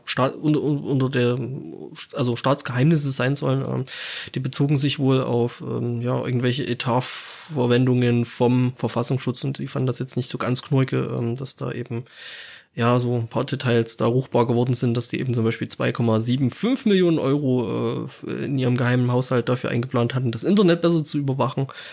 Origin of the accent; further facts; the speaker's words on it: Germany; bei uns in Deutschland